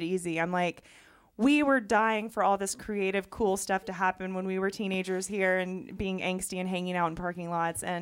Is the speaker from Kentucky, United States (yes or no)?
yes; Louisville, Kentucky, United States; moved away; growing up in Louisville